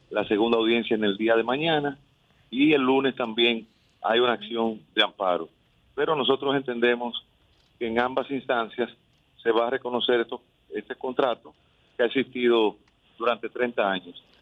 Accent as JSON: {"language": "Spanish", "town": "Santiago de los Caballeros", "region": "Santiago", "country": "Dominican Republic", "said": "yo soy santiaguero"}